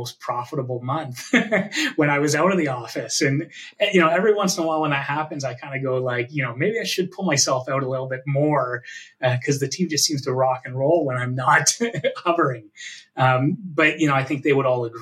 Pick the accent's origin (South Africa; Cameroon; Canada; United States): Canada; also born or lived in Hamilton, Ontario; as a Canadian